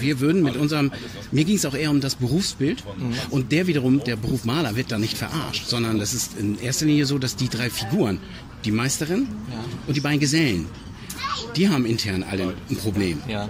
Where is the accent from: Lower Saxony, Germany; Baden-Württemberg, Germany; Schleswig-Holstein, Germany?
Schleswig-Holstein, Germany; in Schleswig-Holstein im kleinen, also wir haben in Zoo gedreht, in meiner Heimatstadt